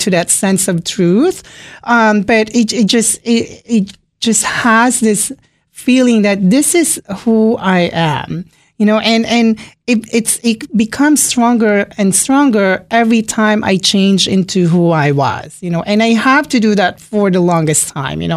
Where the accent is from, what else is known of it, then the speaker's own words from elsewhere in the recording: Philippines; now in Springfield, Virginia, United States; I'm from the Philippines, born and raised in the Philippines